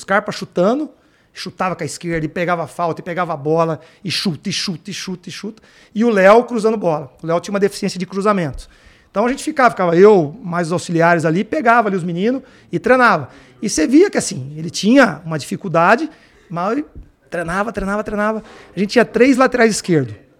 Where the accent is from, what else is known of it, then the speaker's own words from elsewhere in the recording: Campinas, São Paulo, Brazil; sou de Campinas, trabalhei na, na Ponte Preta